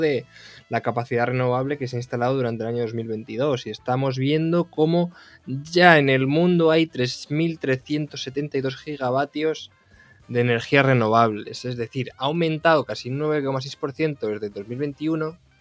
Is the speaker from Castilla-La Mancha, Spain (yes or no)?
yes; Castilla-La Mancha, Spain; Yo soy de La Mancha